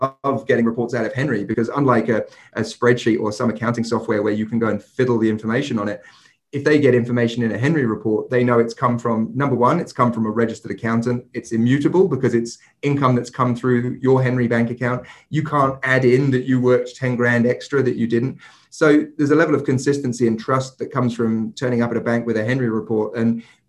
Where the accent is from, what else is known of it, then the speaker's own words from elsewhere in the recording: England, United Kingdom; moved away; I'm English myself